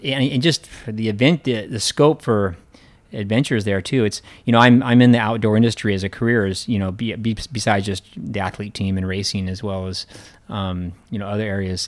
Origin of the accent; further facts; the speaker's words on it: Central Oregon, United States; moved away as an adult; also born or lived in California / Colorado; now in Hong Kong; on the ranch where I grew up in Oregon